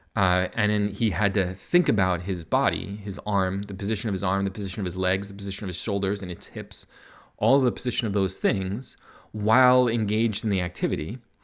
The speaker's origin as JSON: {"language": "English", "country": "United States", "moved": "as an adult", "lives_now": "Canada", "said": "I'm American, but I live in Canada"}